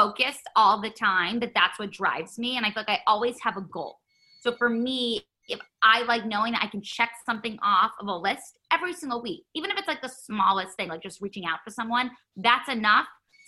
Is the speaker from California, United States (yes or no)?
no; New York City, New York, United States; I grew up in New York City